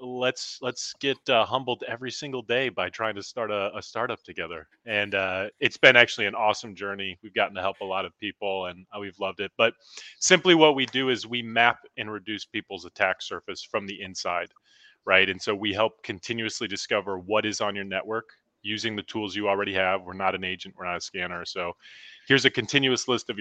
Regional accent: Normal, Illinois, United States; my hometown that I grew up in Normal, Illinois.

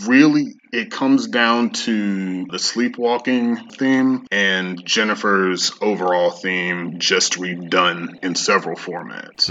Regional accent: United States; moved away; also born or lived in Europe; as an American

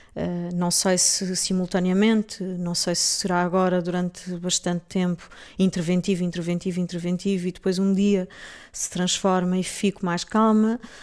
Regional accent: Portugal; moved away as an adult; also born or lived in England; sendo portuguesa e tendo vivido lá

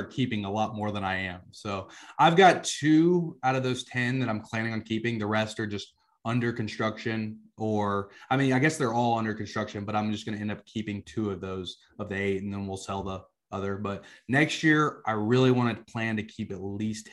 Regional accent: South Georgia, United States; also born or lived in suburbs of Atlanta, Georgia; I grew up in South Georgia, you know, a super country area.

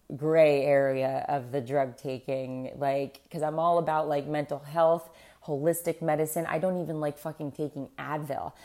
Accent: South Florida, United States; I grew up in South Florida

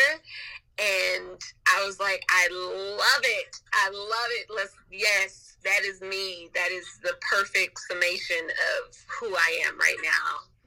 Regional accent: Compton, California, United States; also born or lived in Los Angeles; I grew up in Los Angeles by way of Compton

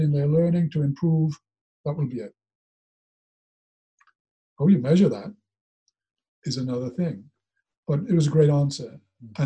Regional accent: Neath, Wales, United Kingdom; accent: Welsh; moved away as an adult; growing up in Neath, watching Neath

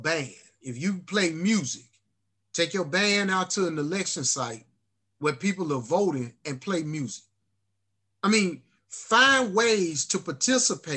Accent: Alabama, United States; moved away; Here I am coming from Alabama

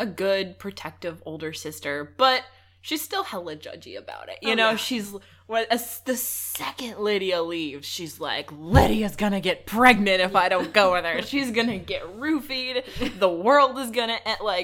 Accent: Southern California, United States; you and I, we're from Southern California. Like, swimming... You know, we have pools in high school

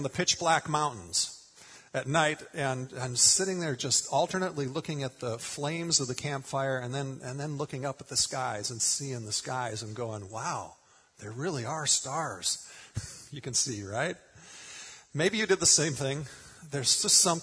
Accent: Minnesota, United States; moved away; grew up in Minnesota

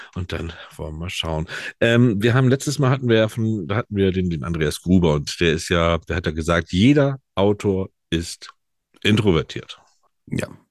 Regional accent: Germany; bei uns in Deutschland

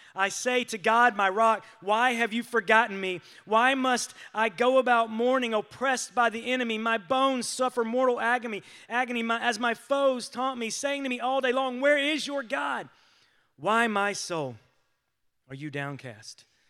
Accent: United States

